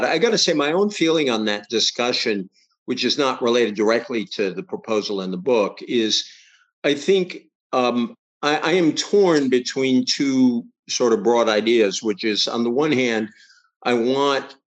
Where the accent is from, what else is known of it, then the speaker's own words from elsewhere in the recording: Massachusetts, United States; the one I grew up with in Massachusetts